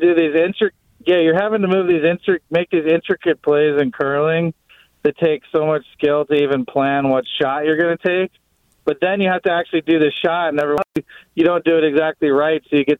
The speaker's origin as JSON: {"language": "English", "region": "Wisconsin", "country": "United States", "accent": "Wisconsin", "said": "As you're talking, Matt, I slip into my Wisconsin accent a little bit. I can actually feel it happening."}